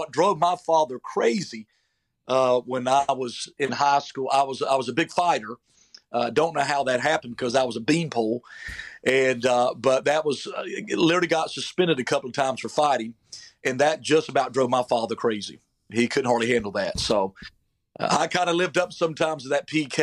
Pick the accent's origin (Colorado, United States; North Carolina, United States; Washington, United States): North Carolina, United States; Falcon; moved away as an adult; also born or lived in Georgia / Oklahoma; I'm originally from North Carolina, a big metropolitan city called Falcon, North Carolina